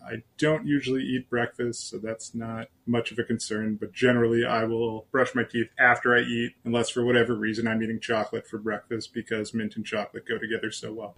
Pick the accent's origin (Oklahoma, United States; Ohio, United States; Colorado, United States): Ohio, United States; Canton; my hometown of Canton, Ohio